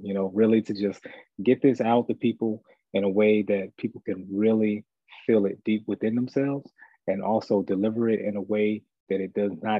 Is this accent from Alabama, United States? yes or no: yes; Mobile, Alabama, United States; moved away; I am originally from Mobile, Alabama